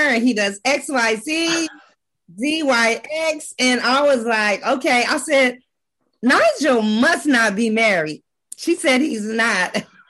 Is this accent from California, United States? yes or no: yes; Los Angeles, California, United States; I was born and raised in Los Angeles.